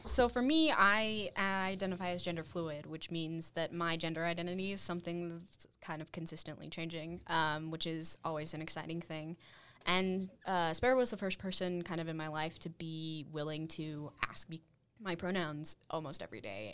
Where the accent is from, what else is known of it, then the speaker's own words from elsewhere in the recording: Salt Lake City, Utah, United States; now in Cedar City, United States; I'm from Salt Lake originally